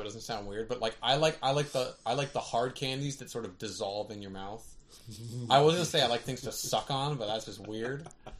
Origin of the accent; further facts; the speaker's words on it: Canada; now in California, United States; I'm Canadian.